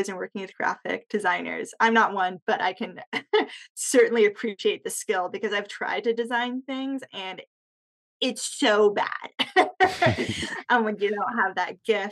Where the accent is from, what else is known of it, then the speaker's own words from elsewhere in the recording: Bay Area, California, United States; moved away as an adult; also born or lived in Austin, Texas; born and raised in the Bay Area, and then I went to undergrad in Texas and just kind of stuck around